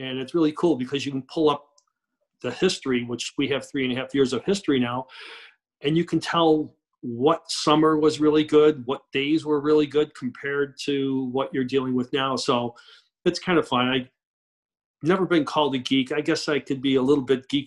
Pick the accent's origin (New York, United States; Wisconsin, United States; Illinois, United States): New York, United States; Rochester; I grew up in Rochester, New York